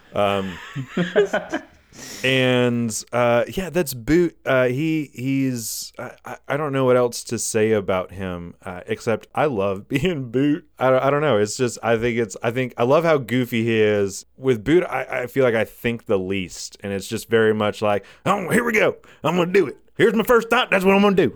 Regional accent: Walhalla, South Carolina, United States; I grew up here in South Carolina. I grew up, uh, in little old town called Wahala.

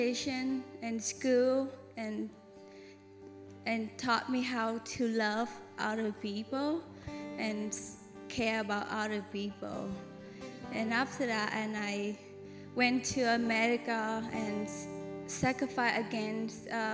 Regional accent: Cambodia; now in United States; I'm from Cambodia

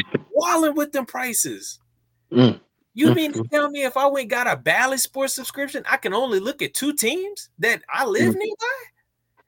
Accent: Louisiana, United States; now in Atlanta, United States; I grew up in Louisiana

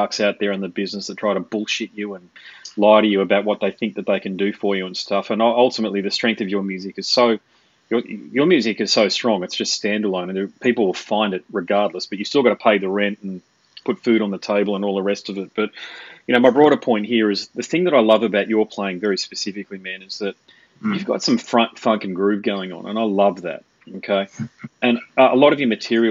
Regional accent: Sydney, New South Wales, Australia; moved away; I was born in Sydney actually, so I know all about it. My mother still lives down there

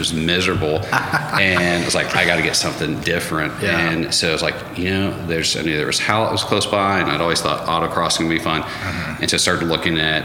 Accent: Duncan, Oklahoma, United States; also born or lived in Dallas / Nashville; I grew up in Duncan, did undergrad at Oklahoma State

